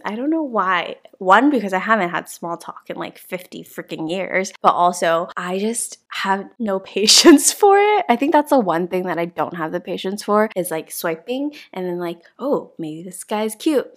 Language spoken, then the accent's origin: English; United States; moved away as an adult; now in South Korea; I'm from America, but I am Chinese